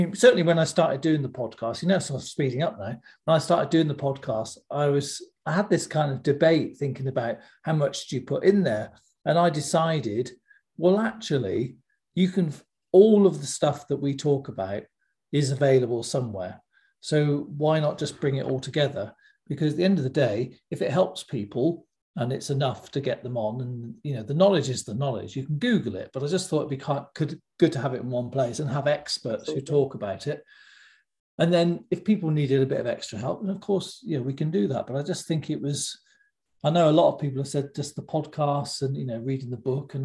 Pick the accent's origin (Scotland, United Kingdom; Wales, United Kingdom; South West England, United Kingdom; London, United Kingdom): South West England, United Kingdom; West Country; I come from the West Country in England, and we don't talk that fast at all.